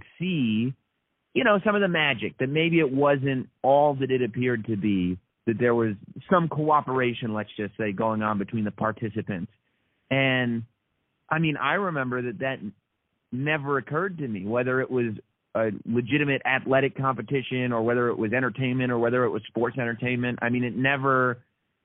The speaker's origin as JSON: {"language": "English", "town": "New York City", "region": "New York", "country": "United States", "tie": "born or raised there", "also_born_or_lived": "United Kingdom", "said": "I was born here in New York and live here in New York now, but I spent some of my childhood living in England. My family moved to the UK when I was young. And so we spent about 4 years living in the UK"}